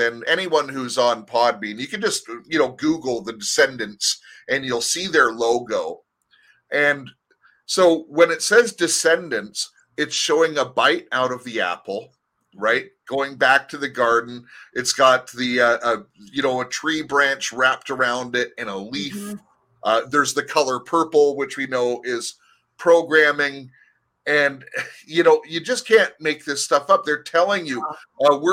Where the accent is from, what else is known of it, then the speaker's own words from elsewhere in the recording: Anaheim, California, United States; also born or lived in Canada (family origin); as a child, I grew up in Anaheim, California